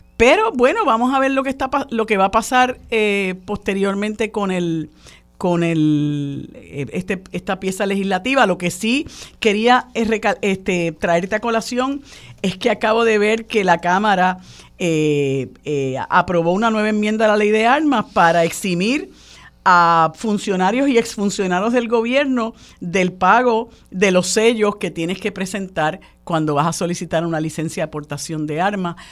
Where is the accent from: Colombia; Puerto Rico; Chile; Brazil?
Puerto Rico; los puertorriqueños y puertorriqueñas que vivimos y padecemos